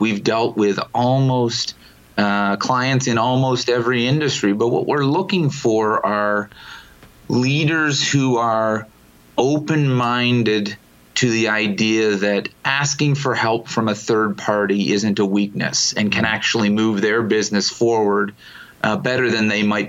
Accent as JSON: {"language": "English", "region": "Ontario", "country": "Canada", "tie": "born or raised there", "said": "We do, yeah. I'm from Toronto."}